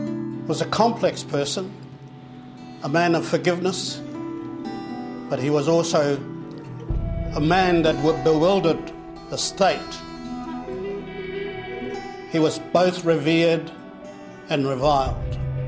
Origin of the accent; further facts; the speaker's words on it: Ohiwa, Bay of Plenty, New Zealand; I grew up in Ohiwa, at a little place, little valley called Karaka. It's over on the other side of Roimata. It's a holy place for Ringatu, because that's where Te Kooti was mortally wounded.